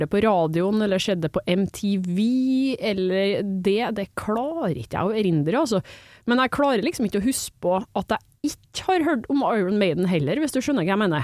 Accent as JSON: {"language": "Norwegian", "town": "Trondheim", "region": "Trøndelag", "country": "Norway", "accent": "trøndersk", "said": "Jeg kommer fra Trondheim"}